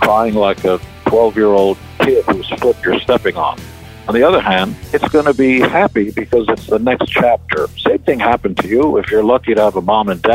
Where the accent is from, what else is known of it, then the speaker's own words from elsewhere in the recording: Israel; now in United States; I come from Israel, the promised land